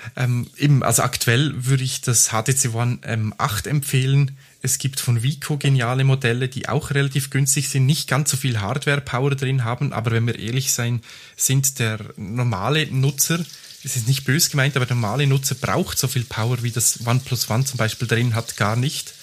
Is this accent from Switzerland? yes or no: yes; Graubünden, Switzerland; moved away; ich bin ja im Bündnerland aufgewachsen